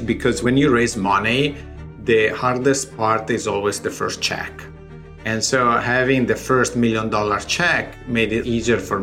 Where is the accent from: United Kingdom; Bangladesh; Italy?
Italy; accent: Italian; English is a second language; moved away as an adult; now in United States; I have, you know, my accent, I'm Italian